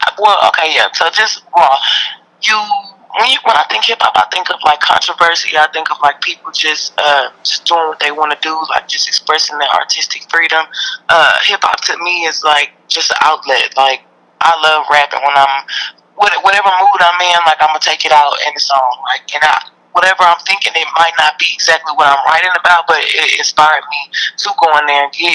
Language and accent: English; Houston, Texas, United States; growing up in Houston